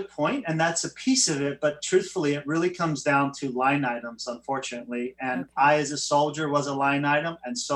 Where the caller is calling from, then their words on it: Huntington Beach, California, United States; Beach, Southern uh, California.